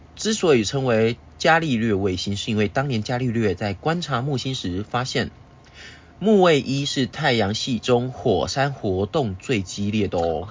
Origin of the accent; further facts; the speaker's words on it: Taiwan; 我们台湾人会拜拜嗯。我们会遵循农历初一十五要拜拜这件事情一样